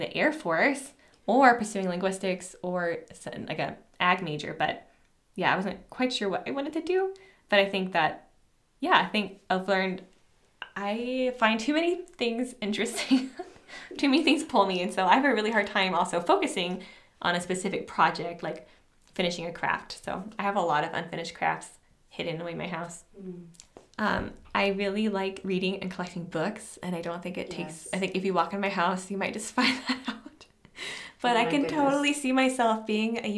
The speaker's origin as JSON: {"language": "English", "country": "United States", "tie": "born or raised there", "also_born_or_lived": "Southern Texas / San Francisco Bay Area, California / Asia-Pacific island", "moved": "as an adult", "said": "I grew up in Southern Texas and then the San Francisco Bay Area in California"}